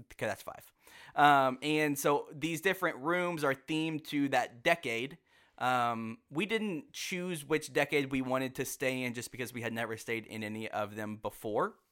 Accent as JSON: {"language": "English", "region": "Texas", "country": "United States", "said": "we are from Texas"}